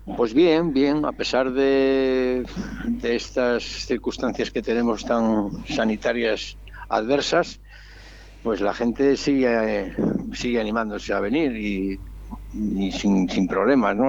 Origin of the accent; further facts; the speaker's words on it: Santander, Cantabria, Spain; moved away; vengo de Santander